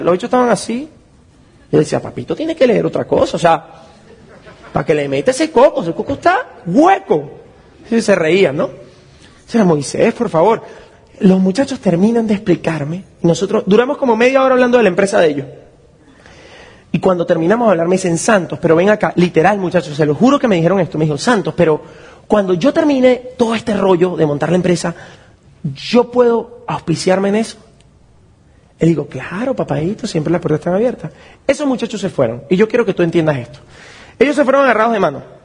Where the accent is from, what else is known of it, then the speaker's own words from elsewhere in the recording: Venezuela; mi país, que es un país tan complicado